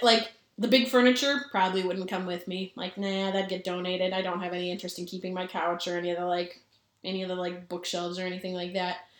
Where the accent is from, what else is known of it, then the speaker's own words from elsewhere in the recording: Minnesota, United States; we're from Minnesota.